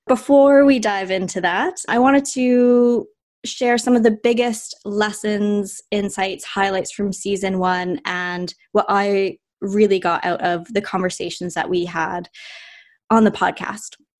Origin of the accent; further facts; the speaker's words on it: Vancouver, British Columbia, Canada; now in London, United Kingdom; I'm Canadian. I'm from Vancouver, Canada